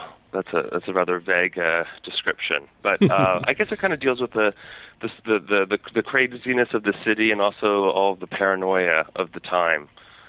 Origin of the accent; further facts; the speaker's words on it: Cincinnati, Ohio, United States; moved away as an adult; now in New York, United States; I grew up in Cincinnati, and I loved Cincinnati